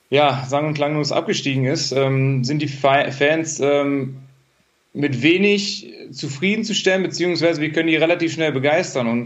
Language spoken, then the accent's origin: German; Bottrop, North Rhine-Westphalia, Germany; komme gebürtig aus Bottrop.